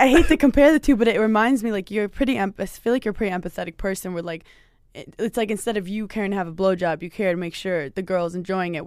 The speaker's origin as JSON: {"language": "English", "region": "New York", "country": "United States", "moved": "yes", "lives_now": "Los Angeles, United States", "said": "I'm from New York"}